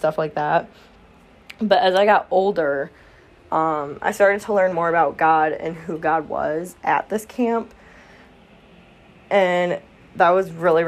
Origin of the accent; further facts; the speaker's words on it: Flint, Michigan, United States; I am from Flint, Michigan area, actually, to be precise. So Southeast Michigan